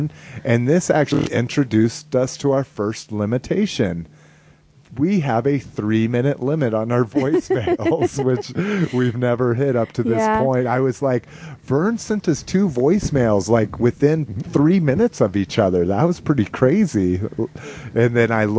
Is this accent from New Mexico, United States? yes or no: yes; Albuquerque, New Mexico, United States; moved away; also born or lived in Las Vegas, New Mexico; that's where I was born, but I grew up in Albuquerque